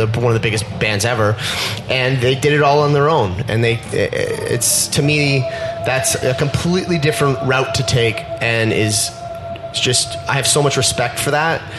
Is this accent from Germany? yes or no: no; Canada; being that we're Canadian